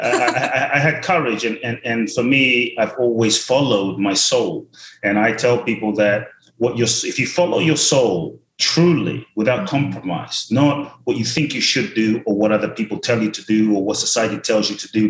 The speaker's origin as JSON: {"language": "English", "region": "London", "country": "United Kingdom", "tie": "born or raised there", "also_born_or_lived": "Ghana", "moved": "yes", "lives_now": "Los Angeles, United States", "said": "I grew up in London"}